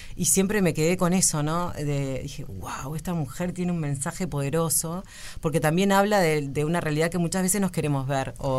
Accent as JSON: {"language": "Spanish", "area": "Cordón", "region": "Montevideo", "country": "Uruguay", "tie": "born or raised there", "said": "yo toda la vida vi en Cordón"}